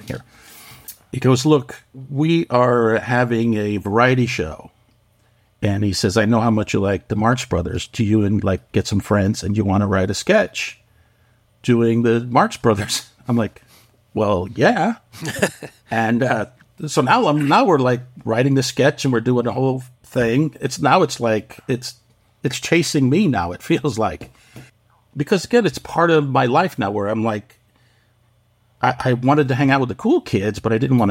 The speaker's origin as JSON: {"language": "English", "town": "Waterbury", "region": "Connecticut", "country": "United States", "tie": "born or raised there", "also_born_or_lived": "New York City", "moved": "as an adult", "said": "in my hometown, I was in this little factory town called Waterbury, Connecticut"}